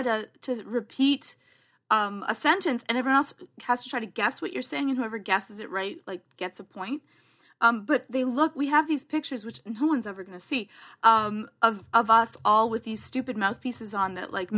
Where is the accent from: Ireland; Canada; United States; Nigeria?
Canada; I'm Canadian